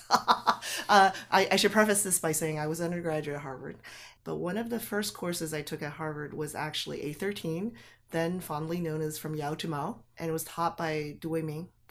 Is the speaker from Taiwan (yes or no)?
yes; Taipei, Taiwan; moved away; I was born in Taipei, and grew up there